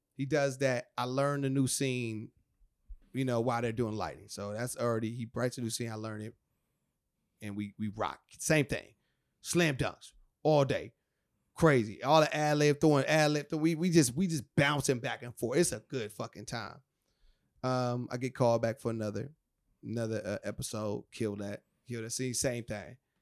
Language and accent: English; Rialto, California, United States; That's my hometown, Rialto. That's where it all kinda started.